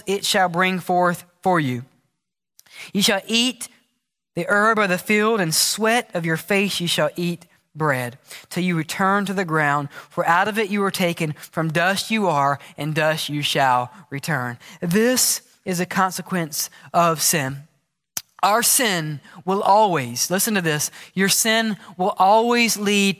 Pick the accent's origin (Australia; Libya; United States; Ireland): United States; also born or lived in Mississippi / Alabama; Growing up in Mississippi, growing up in Alabama